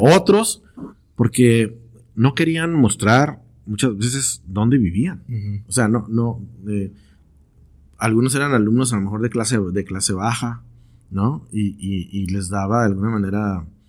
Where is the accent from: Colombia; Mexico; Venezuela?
Mexico; Tijuana, Baja California; also born or lived in London / San Diego; soy de Tijuana y estoy viviendo en Tijuana